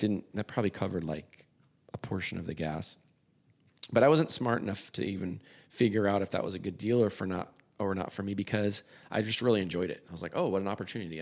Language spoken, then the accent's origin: English; San Diego, California, United States; moved away as an adult; I moved back to my hometown, San Diego